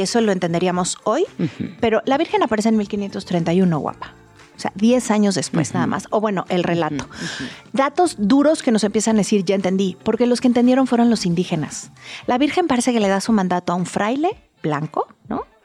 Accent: Mexico; como mexicanos

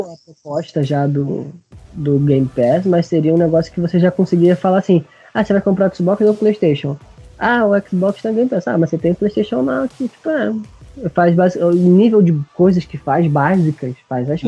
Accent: Brazil

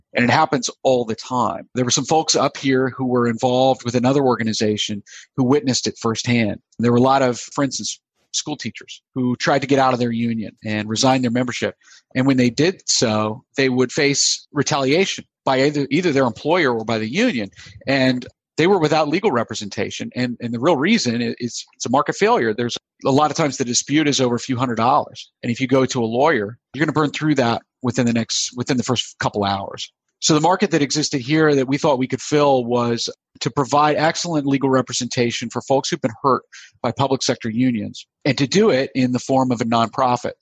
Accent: United States; also born or lived in South Carolina / Florida; now in Pennsylvania, United States; I grew up in South Carolina and Florida, where I would not have observed a lot of the problems that we've seen up here in Pennsylvania

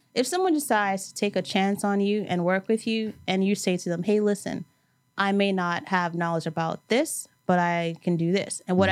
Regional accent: New York City, New York, United States; growing up in New York, and specifically, I grew up in Brooklyn, but went to school in Manhattan.

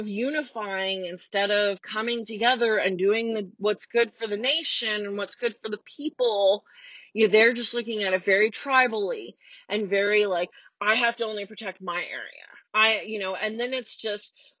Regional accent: United States; I'm already an American

